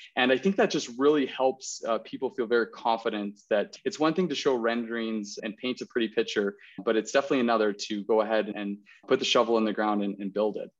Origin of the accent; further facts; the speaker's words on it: Okanagan, British Columbia, Canada; moved away as an adult; now in Calgary, Canada; I'm born and raised in the Okanagan